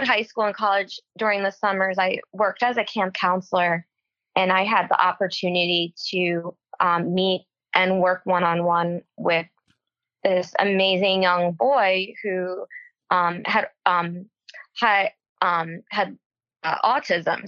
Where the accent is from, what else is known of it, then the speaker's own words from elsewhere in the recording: Toms River, New Jersey, United States; I grew up in New Jersey. I'm from Toms River, New Jersey, which is close to the shore. And I grew up there until I went to college.